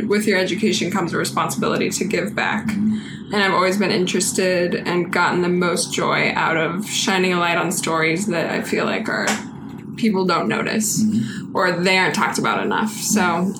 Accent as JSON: {"language": "English", "town": "Reno", "region": "Nevada", "country": "United States", "tie": "born or raised there", "also_born_or_lived": "San Francisco", "moved": "as an adult", "said": "I'm from Reno, Nevada. Reno? Born and raised, yeah."}